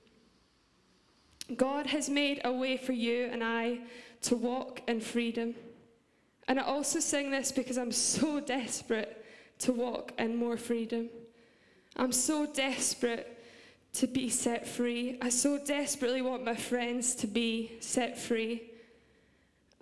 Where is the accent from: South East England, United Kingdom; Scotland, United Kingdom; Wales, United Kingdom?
Scotland, United Kingdom; accent: Scottish; my Scottish accent